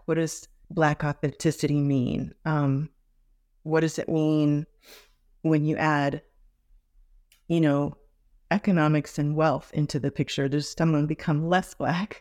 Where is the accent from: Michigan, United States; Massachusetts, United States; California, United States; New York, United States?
California, United States; Los Angeles; also born or lived in Santa Barbara, California; growing up in Hollywood, a very multiracial, um, multi-ethnic international environment at Hollywood High School